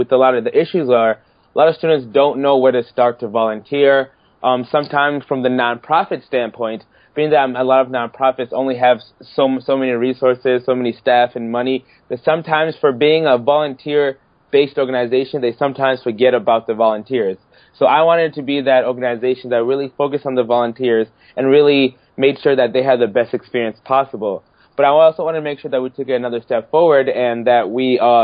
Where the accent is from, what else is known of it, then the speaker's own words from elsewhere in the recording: Kalamazoo, Michigan, United States; also born or lived in Harare, Zimbabwe; I'm originally from Harare, Zimbabwe. And then my family and I moved here to Kalamazoo, Michigan in 2001